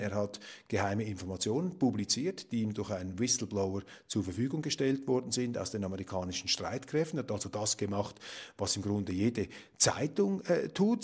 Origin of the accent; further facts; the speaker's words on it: Switzerland; bei uns in der Schweiz